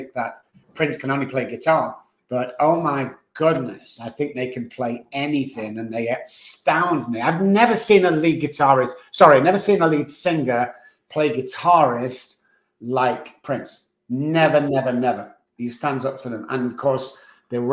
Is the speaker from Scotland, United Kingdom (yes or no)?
no; Manchester, North West England, United Kingdom; moved away as an adult; also born or lived in Oxford / London / Dallas; now in San Antonio, United States; born in Manchester, then went down to Oxford to be educated, come back to Manchester, went down to London, and then eventually got over to Dallas